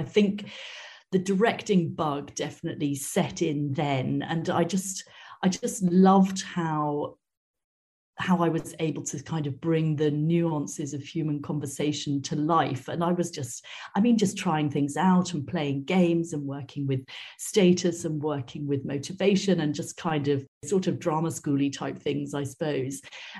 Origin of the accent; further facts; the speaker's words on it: Wales, United Kingdom; I come from Wales originally, which you don't necessarily hear in my accent. And we did have, when I was growing up, excellent music education in schools.